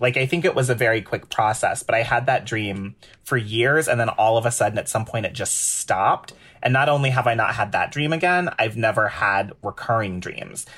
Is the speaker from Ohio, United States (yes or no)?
yes; Cleveland Heights, Ohio, United States; now in New York, United States; being a little baby queer growing up in Cleveland Heights, Ohio